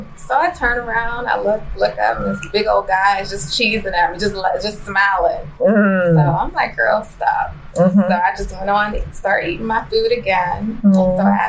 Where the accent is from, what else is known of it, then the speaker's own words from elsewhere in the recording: Woodbridge, Virginia, United States; also born or lived in Manhattan, New York City; born in Manhattan, Harlem Hospital. Raised majority of my life in Woodbridge, Virginia.